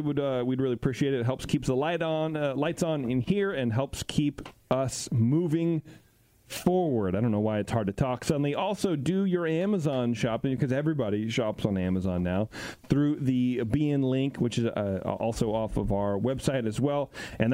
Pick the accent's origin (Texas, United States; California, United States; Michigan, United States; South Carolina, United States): California, United States; Livermore; I grew up in Livermore. I'm from Livermore.